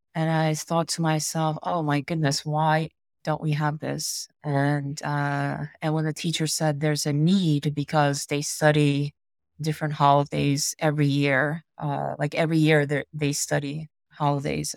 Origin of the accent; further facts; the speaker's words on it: United States; I grew up here in America